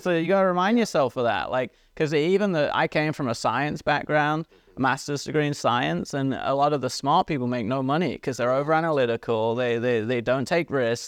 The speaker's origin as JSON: {"language": "English", "region": "England", "country": "United Kingdom", "tie": "born or raised there", "moved": "yes", "said": "I grew up in England."}